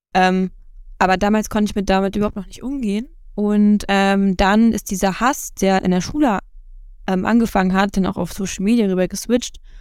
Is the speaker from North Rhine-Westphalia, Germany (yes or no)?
no; Rostock, Mecklenburg-Vorpommern, Germany; ich bin 24 Jahre, ich komme aus Rostock